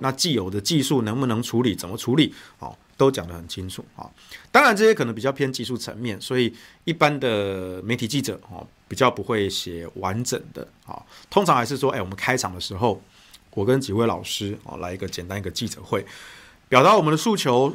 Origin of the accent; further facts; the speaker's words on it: Taichung, Taiwan; 我的家乡台中